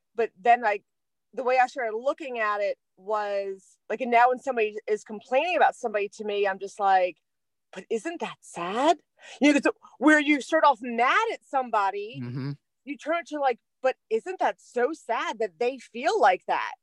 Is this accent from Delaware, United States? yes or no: yes; Delaware, United States; I'm from Delaware